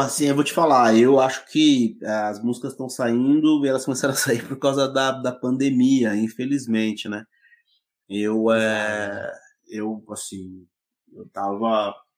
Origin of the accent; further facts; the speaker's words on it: São Paulo, Brazil; moved away as an adult; also born or lived in Bragança Paulista; now in Jarinu, Brazil; minha infância em Itaquera, eu, eu cresci no meio do mato